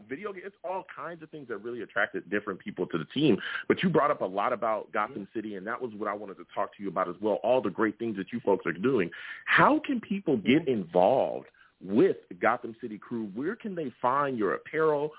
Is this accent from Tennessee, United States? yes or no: no; California, United States; I am a football fan that lives in California. I grew up in California.